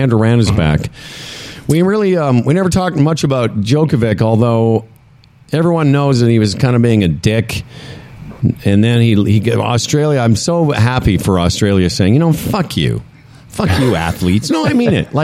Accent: Moose Jaw, Saskatchewan, Canada; moved away; also born or lived in Calgary; I'm originally from Moose Jaw, and I've lived in Calgary.

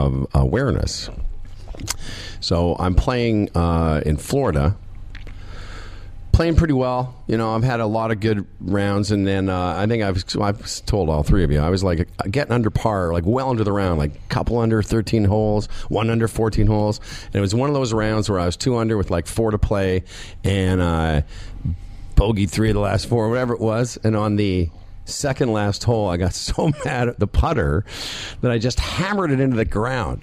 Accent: Moose Jaw, Saskatchewan, Canada; I'm from Moose Jaw.

